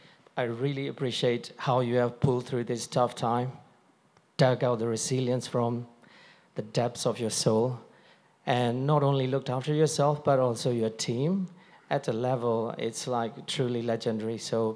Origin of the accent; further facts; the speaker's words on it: Myanmar; I'm also from Myanmar. As a fellow countryman